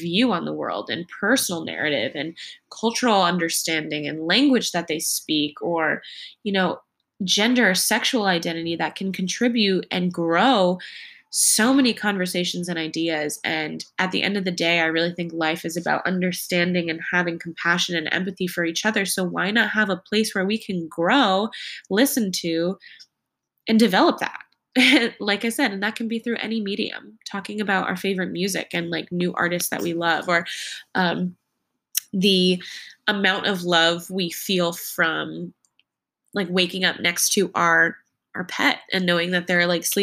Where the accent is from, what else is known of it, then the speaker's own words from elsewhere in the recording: New England, United States; now in New York City, United States; I grew up in New England in a family, an immediate family of 4.